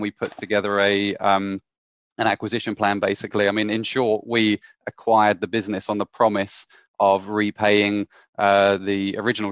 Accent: Canterbury, South East England, United Kingdom; moved away as an adult; also born or lived in Hong Kong; I'm from Canterbury in Kent originally.

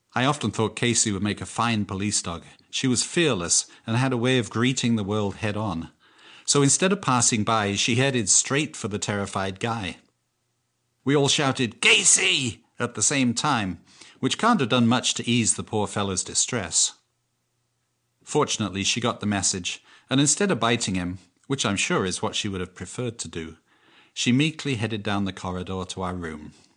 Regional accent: England, United Kingdom; moved away; also born or lived in Canada; I'm English.

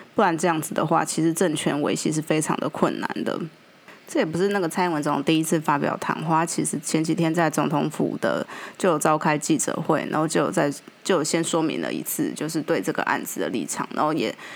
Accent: Taiwan; 我们台湾人

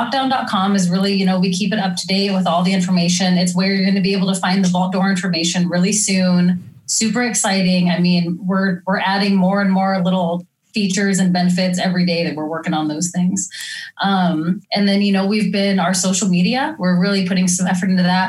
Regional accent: Oregon, United States; I didn't know about how real humidity was until I'm from Oregon and to Missouri.

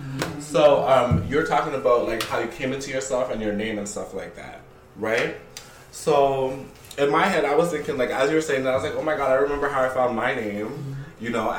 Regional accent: Montreal, Quebec, Canada; because I was born and raised in Montreal

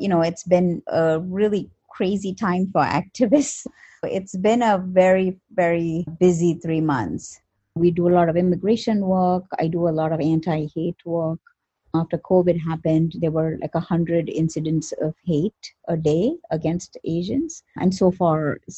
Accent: India; moved away as an adult; now in New York, United States; I was born in India and I came to the US in 1997 for grad school

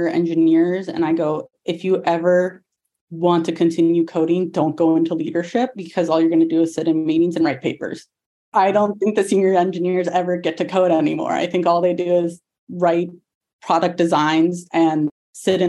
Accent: Atlanta, Georgia, United States; I'm originally from Atlanta

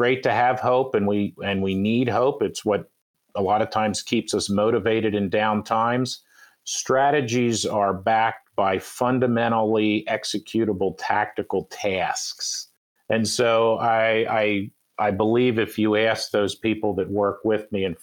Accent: Philadelphia, Pennsylvania, United States; I am from Philadelphia

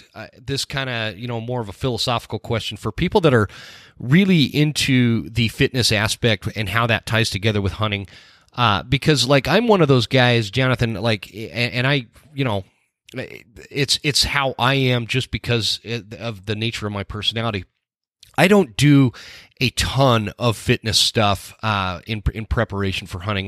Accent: Utah, United States; also born or lived in North Carolina; I grew up in Utah

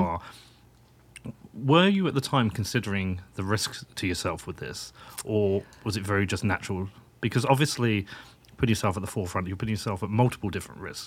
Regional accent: United Kingdom; I'm British

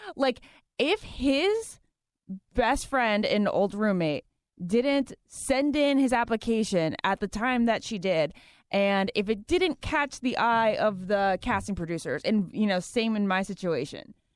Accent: Virginia, United States; also born or lived in New Jersey / Massachusetts; I was born there, lived there till I was two, moved to Massachusetts until I was five, and then I've grown up in Virginia, like, plus twenty years

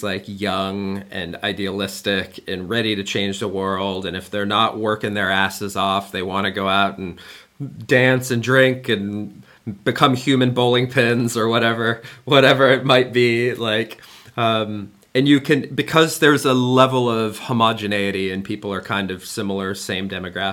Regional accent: United States; now in Germany; me being an American living in Germany

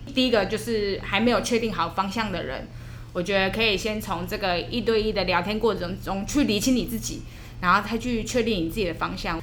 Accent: Yilan County, Taiwan; 我本来是先考虑是在我的家乡，嗯。我的宜兰那边工作

